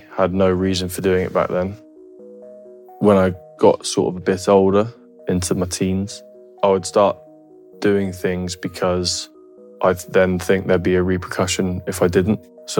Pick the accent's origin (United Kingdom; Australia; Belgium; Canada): United Kingdom; Plymouth, South West England; also born or lived in Yealmpton / Dartmoor; So I'm from South Devon. I was born in Plymouth. So I'm technically a Janner, which is what the people from Plymouth are called. My parents had a house in a place called Yampton, which is a village sort of about 15 minutes outside of Plymouth.